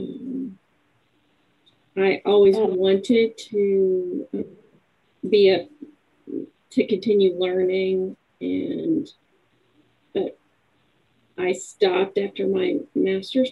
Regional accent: Virginia, United States; moved away as an adult; also born or lived in Texas; now in Lawton, United States; I'm actually from the East Coast. I'm from Virginia. I graduated there

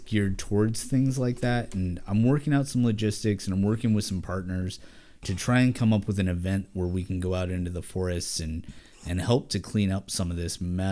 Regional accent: Oregon, United States; I'm local. I was born and raised in Oregon.

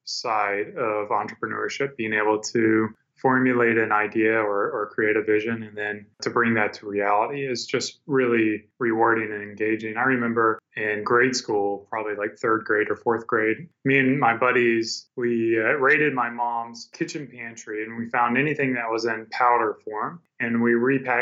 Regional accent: South Carolina, United States; moved away as an adult; now in Austin, United States; right now I live down in Austin, Texas. But growing up, I grew up in South Carolina

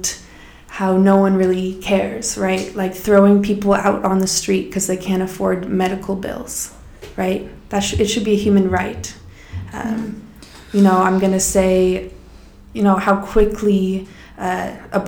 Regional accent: Colorado, United States; I'm from Colorado

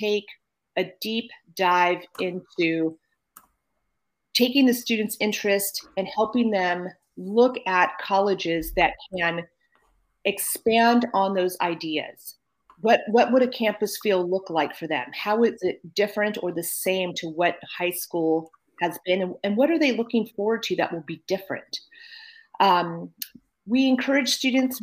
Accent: Napa, California, United States; also born or lived in Berkeley, California; I'm from Napa

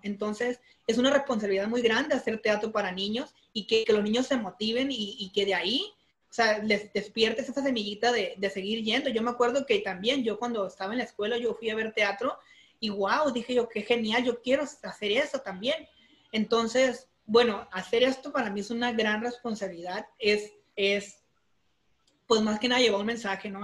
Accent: Durango, Mexico; now in Culiacán, Mexico; soy de un rancho, soy de Durango

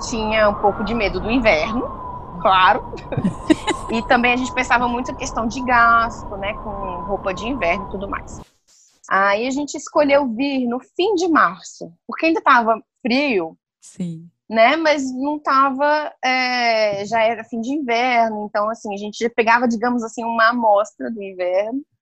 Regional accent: Brasília, Federal District, Brazil; De Brasília. Sou de Brasília.

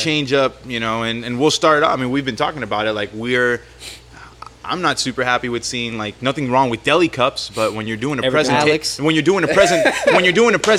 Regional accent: Miami, Florida, United States; moved away; I grew up in Miami, you know. That is my home.

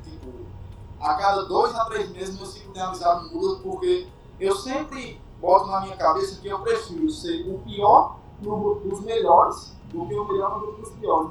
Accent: Caicó, Rio Grande do Norte, Brazil; also born or lived in Natal; sou de Caicó, Rio Grande do Norte

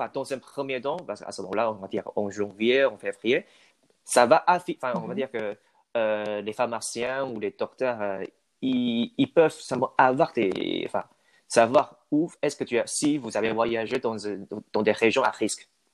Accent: Taiwan; French is a second language; moved away as an adult; now in Toulouse, France; chez nous, à Taïwan

